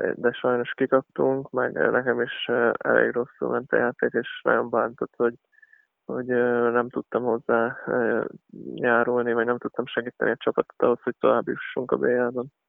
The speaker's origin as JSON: {"language": "Hungarian", "town": "Szombathely", "region": "Vas", "country": "Hungary", "tie": "born or raised there", "said": "én szombathelyen nőttem fel"}